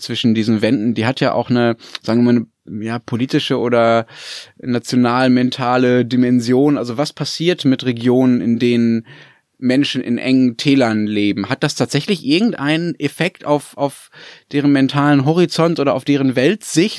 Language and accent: German; Germany; Ich als Flachlanddeutsche